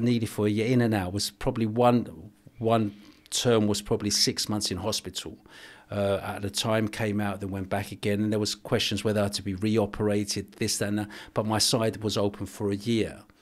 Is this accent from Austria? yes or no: no; England, United Kingdom; also born or lived in Cyprus; I was born in Cyprus, I grew up in England.